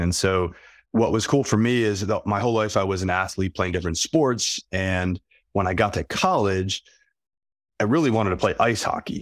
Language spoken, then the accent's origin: English; Philadelphia, Pennsylvania, United States; moved away as an adult; also born or lived in upstate New York / South Dakota; I grew up in Philly